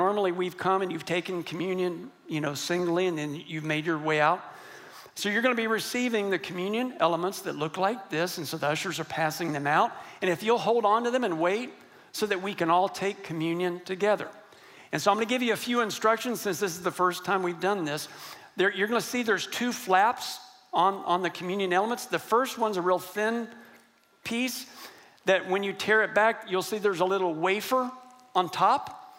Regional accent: Texas, United States; And I'm from West Texas. And believe me, I was raised that men do not cry or get emotional.

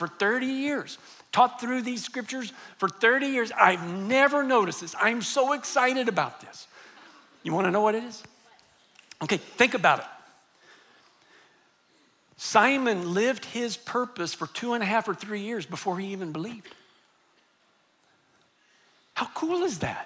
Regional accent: United States; I happened to grow up in the United States and my parents were Christians

